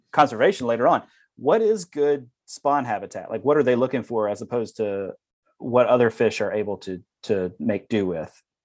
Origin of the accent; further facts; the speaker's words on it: Alabama, Louisiana, Deep South, United States; now in Wisconsin, United States; I'm from, uh, the deep south, Alabama, Louisiana.